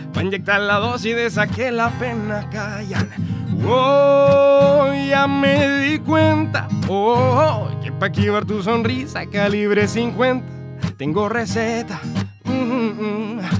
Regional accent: Concepción, Biobío, Chile; soy de Conce y ustedes también, entonces somos todos pesquistas

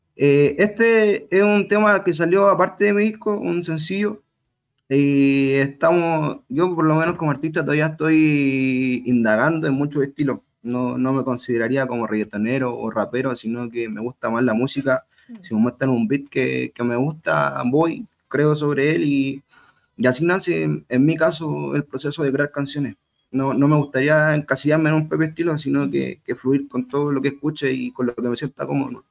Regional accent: Chile; yo como chileno

